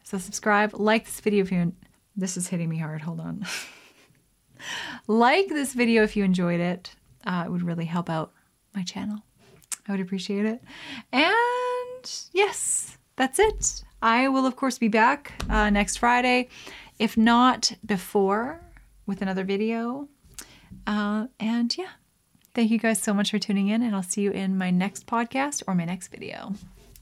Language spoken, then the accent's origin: English; Canada; as a Canadian